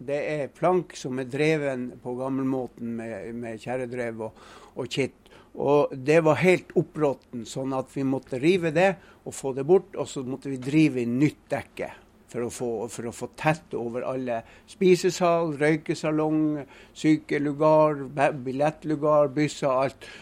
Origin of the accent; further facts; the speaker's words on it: Kjelbotn, Nordland, Norway; Jeg er født og oppvokst i Kjellbotn og bor i dag i Kjellbotn